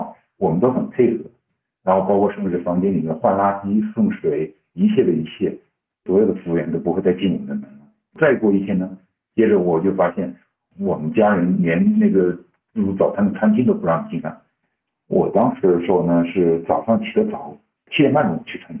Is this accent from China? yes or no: yes; Wuhan, Hubei, China; 我说我们从武汉出发的。我很明显听到了，就是后面就有人就说哦，就发这一个声音，可能你就觉得哇，怎么这么倒霉，刚好跟一个我们武汉人就在一起了。